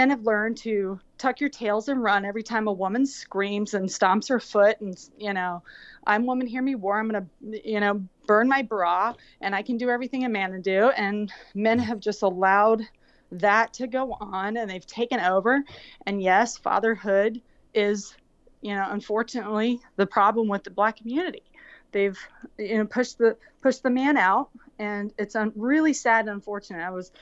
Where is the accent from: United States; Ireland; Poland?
United States; Florida; I grew up in Florida